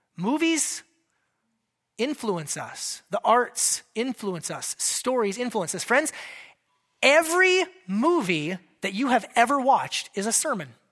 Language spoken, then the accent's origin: English; United States